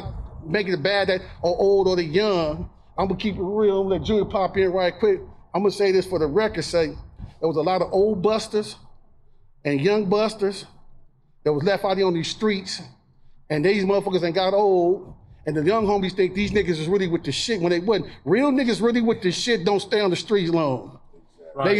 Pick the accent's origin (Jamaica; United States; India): United States; Long Beach, California; I'm original BG from Eastside Long Beach